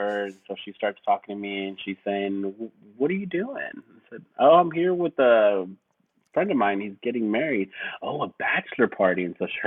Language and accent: English; Texas, United States; I'm from Texas